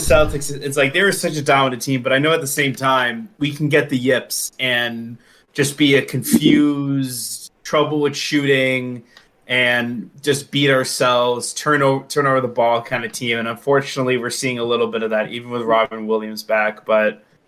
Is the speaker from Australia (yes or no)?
no; Mexico; Cities, and I'm from Mexico.